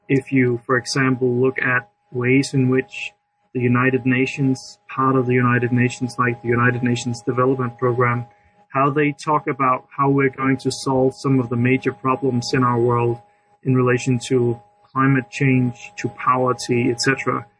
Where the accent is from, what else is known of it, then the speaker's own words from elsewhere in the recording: Denmark; I'm from Denmark